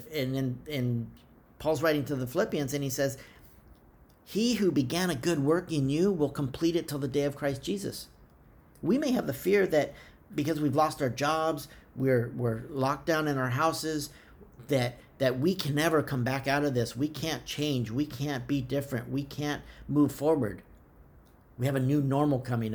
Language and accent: English; United States